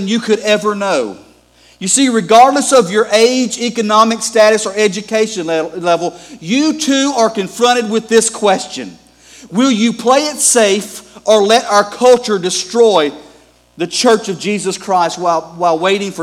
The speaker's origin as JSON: {"language": "English", "region": "Gulf Coast", "country": "United States", "moved": "yes", "said": "I'm originally from the Gulf Coast."}